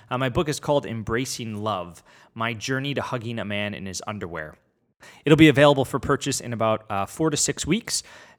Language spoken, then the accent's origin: English; Chicago, Illinois, United States; now in Rhode Island, United States; I'm a Chicagoan turned Rhode Islander.